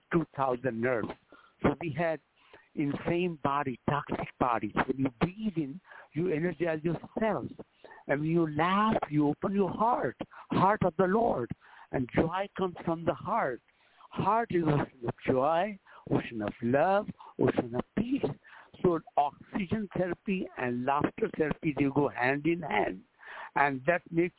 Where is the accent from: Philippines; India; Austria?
India; moved away as an adult; also born or lived in Los Angeles, United States; now in United States; I was born in India